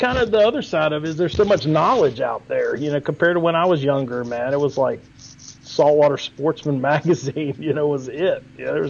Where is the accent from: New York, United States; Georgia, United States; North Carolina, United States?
North Carolina, United States; Wrightsville Beach; I grew up fishing around Wrightsville Beach